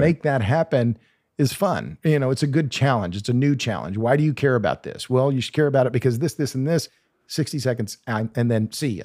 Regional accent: Oklahoma, United States; moved away as an adult; now in Texas, United States; I'm from Oklahoma

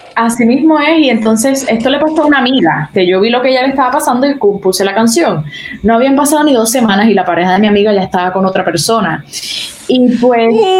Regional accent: Arecibo, Puerto Rico; Yo me crié en Arecibo toda mi vida

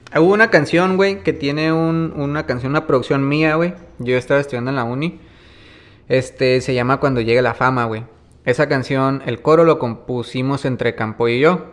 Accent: Maneadero, Baja California, Mexico; Yo estoy acostumbrado a caminar aquí en Maniaco

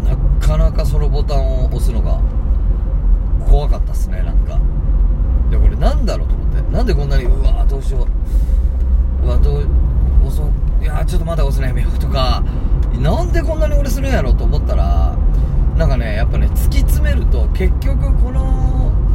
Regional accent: Tagawa, Fukuoka, Japan; 福岡県田川市出身

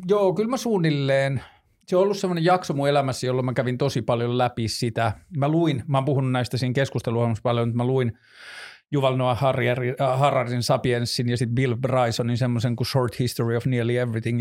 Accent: northern Finland, Finland; mä oon kasvanut Pohjois-Suomessa

